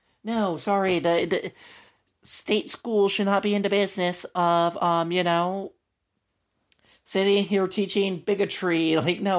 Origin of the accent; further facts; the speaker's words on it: Ohio, United States; like the church I grew up in Ohio, like just about every family homeschooled.